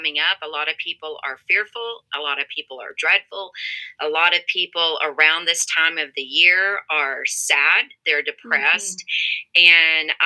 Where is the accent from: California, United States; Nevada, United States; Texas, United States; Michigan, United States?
Texas, United States; moved away as an adult; now in Colorado, United States; I grew up in Texas, in the great state of Texas